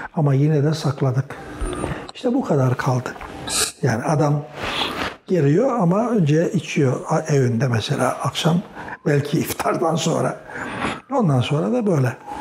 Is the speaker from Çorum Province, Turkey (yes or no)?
yes; Çorum, Çorum Province, Turkey; also born or lived in Erzurum (paternal family); now in Bursa, Turkey; ben bin dokuz yüz otuz dört yılında Çorum'da dünyaya geldim.